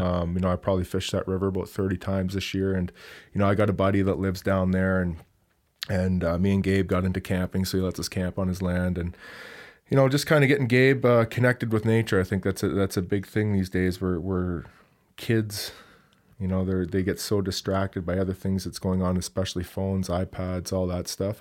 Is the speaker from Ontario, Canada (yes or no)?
yes; Hamilton, Ontario, Canada; moved away; I grew up in the Toronto area from Hamilton, Ontario